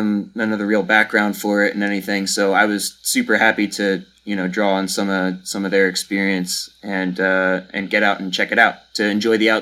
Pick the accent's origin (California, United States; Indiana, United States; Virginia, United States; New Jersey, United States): New Jersey, United States; southern; Yeah, so I also grew up in New Jersey, southern New Jersey, kind of right outside Philadelphia here.